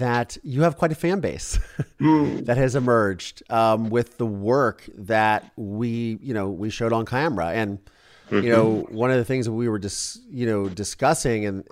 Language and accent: English; Mansfield, Ohio, United States; my hometown of Mansfield, Ohio